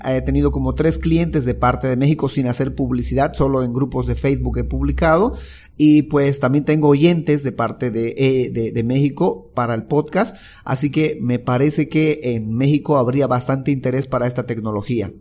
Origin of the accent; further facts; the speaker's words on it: Bolivia; Soy de Bolivia